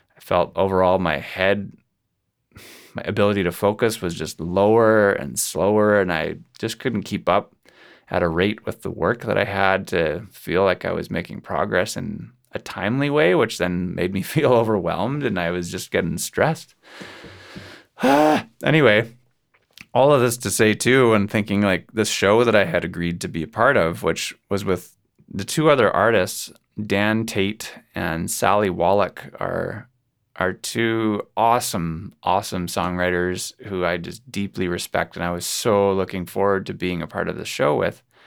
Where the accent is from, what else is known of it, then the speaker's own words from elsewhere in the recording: Kelowna, British Columbia, Canada; my hometown here in Kelowna, BC.